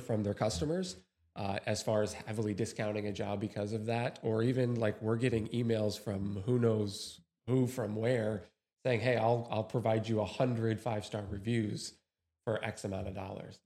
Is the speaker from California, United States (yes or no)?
no; New York, United States; moved away; originally from New York